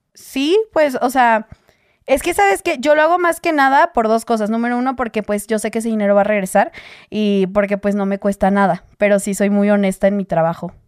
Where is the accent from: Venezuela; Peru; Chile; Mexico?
Mexico; yo soy de México